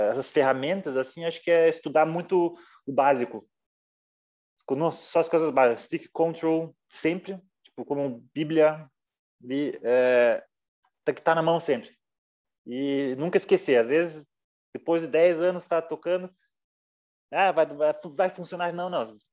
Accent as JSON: {"language": "Portuguese", "country": "Brazil", "said": "Porque eu venho do interior do Brasil, por exemplo, uma cidade interior pequena."}